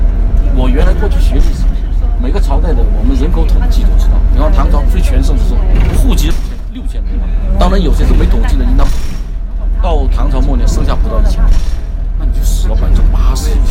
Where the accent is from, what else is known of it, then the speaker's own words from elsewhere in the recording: Huizhou, Guangdong, China; 在中国南方所有的风景，我们惠州是齐的，